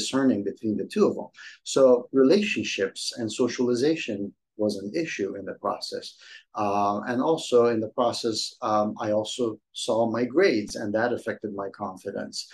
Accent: Iran; moved away; my childhood growing up in Iran

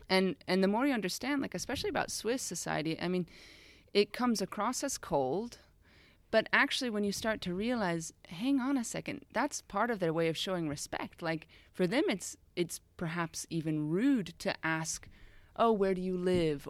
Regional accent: United States; moved away as an adult; also born or lived in Austria; now in Switzerland; I'm originally from the States, grew up there, and moved over to Europe just after university

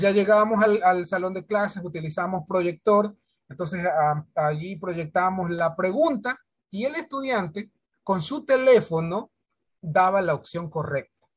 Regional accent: Santa Elena, Ecuador; de acá de la provincia de Santa Elena.

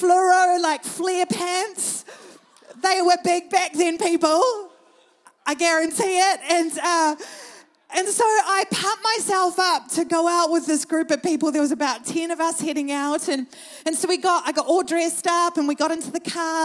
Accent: Thames, Waikato, New Zealand; moved away as an adult; also born or lived in Auckland; I grew up in New Zealand in a small country town called Thames, actually 20 minutes outside of Thames

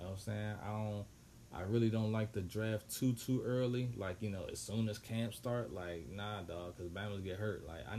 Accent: Washington, District of Columbia, United States; D.C., man, my hometown

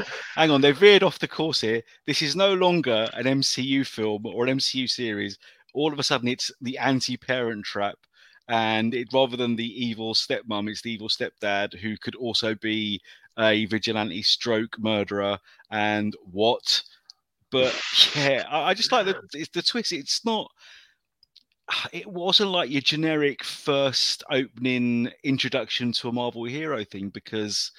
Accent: United Kingdom; I'm a Brit.

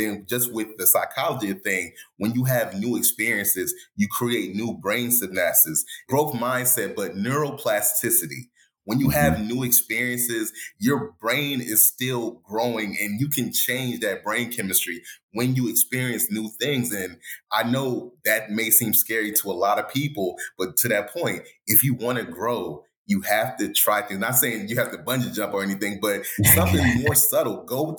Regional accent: England, United Kingdom; born there; Oh, they're from this part of England. Guess what? I was born in England.

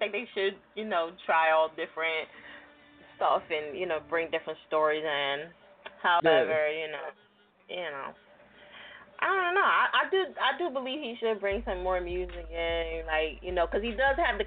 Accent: New Jersey, United States; I'm from Jersey

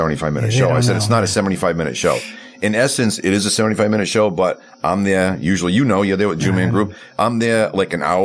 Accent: Providence, Rhode Island, United States; moved away as an adult; also born or lived in New York / New Jersey / Connecticut; now in Las Vegas, United States; Providence, Rhode Island

